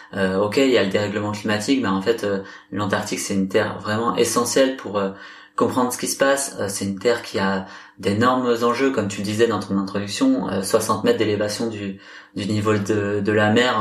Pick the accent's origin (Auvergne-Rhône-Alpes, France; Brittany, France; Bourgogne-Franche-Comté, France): Brittany, France; je suis, je suis breton